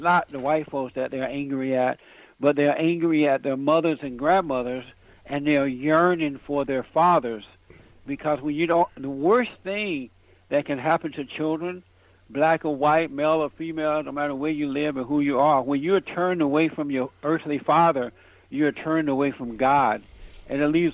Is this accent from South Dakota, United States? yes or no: no; Alabama, United States; now in Los Angeles, United States; I grew up on a plantation down in Alabama. I grew up under the Jim Crow laws. I'm in Los Angeles, California now